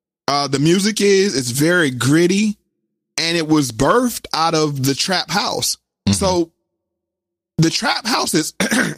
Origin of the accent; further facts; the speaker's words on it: the South, United States; because I'm from the South. So we didn't really have the project buildings like in New York and those things.